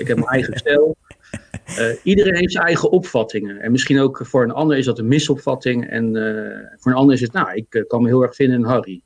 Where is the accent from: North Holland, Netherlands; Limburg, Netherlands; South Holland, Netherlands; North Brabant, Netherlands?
South Holland, Netherlands; The Hague; accent: Haags; now in Zoetermeer, Netherlands; ik ben geboren in Den Haag